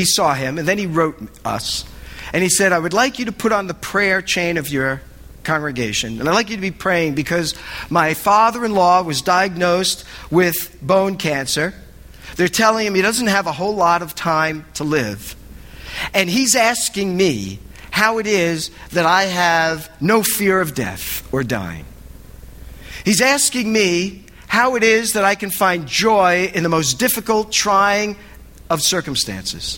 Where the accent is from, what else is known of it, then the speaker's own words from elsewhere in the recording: New Jersey, United States; I'm from Jersey